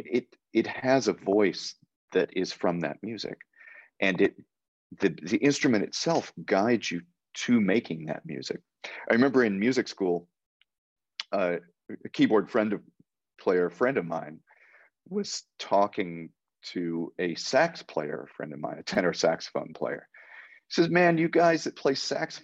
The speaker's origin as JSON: {"language": "English", "country": "United States", "tie": "born or raised there", "said": "I'm an American. I grew up here"}